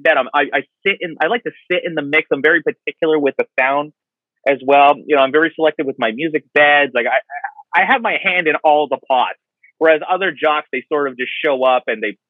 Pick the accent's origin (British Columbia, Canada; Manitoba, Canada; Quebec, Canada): Quebec, Canada; Kahnawake; I grew up on a native reservation just on the south shore of Montreal. I'm from Gahnawake, Mohawk Territory.